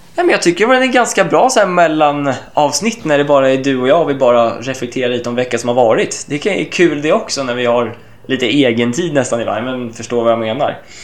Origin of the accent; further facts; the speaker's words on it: Sweden; hemma i Sverige